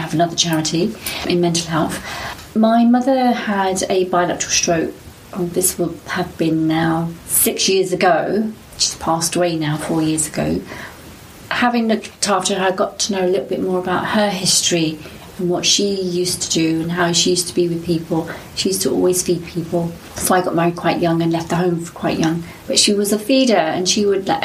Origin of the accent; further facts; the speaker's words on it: London, United Kingdom; I was born in Tooting, raised in Tooting, got married in Tooting